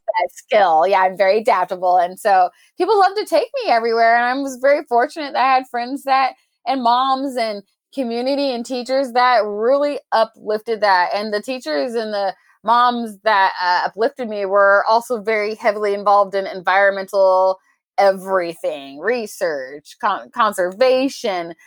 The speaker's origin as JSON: {"language": "English", "town": "Portland", "region": "Oregon", "country": "United States", "tie": "born or raised there", "said": "born and raised in Portland, Oregon, the Pacific Northwest"}